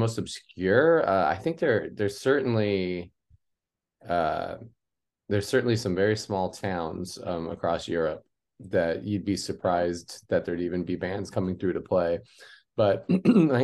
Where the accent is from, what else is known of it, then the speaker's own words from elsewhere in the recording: Omaha, Nebraska, United States; moved away as an adult; now in Los Angeles, United States; Growing up in Omaha